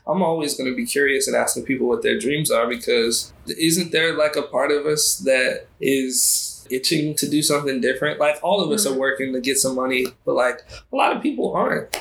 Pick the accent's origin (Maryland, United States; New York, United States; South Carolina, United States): Maryland, United States; Baltimore; I'm from Baltimore, Maryland, 25.